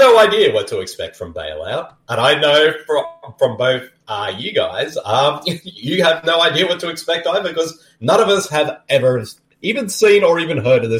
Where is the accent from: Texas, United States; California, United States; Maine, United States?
Texas, United States; accent: Boston; I'm from Texas and I got a Boston accent.